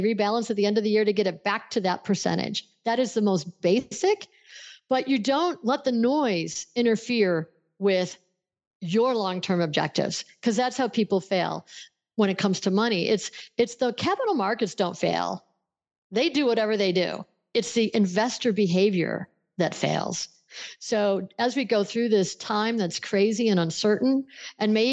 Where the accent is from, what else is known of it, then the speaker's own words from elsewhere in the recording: Buffalo, New York, United States; I grew up in Buffalo, New York, which straddles the Canadian border and the state of New York